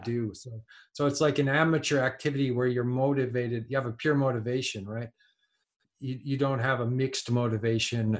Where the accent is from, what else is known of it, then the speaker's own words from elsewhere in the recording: Canada; now in France; I come from kind of, you know, uh, well, just middle class Canada